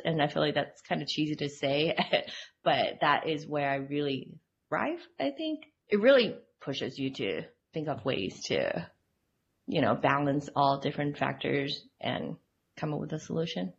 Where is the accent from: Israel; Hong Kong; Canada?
Hong Kong; now in Utah, United States; I grew up in Hong Kong and I've been in Utah for like the past 12 years